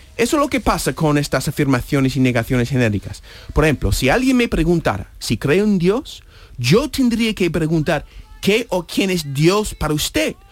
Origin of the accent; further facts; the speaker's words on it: United States; Spanish is a second language; moved away as an adult; also born or lived in New Hampshire; now in Spain; era el presidente de mi país nativo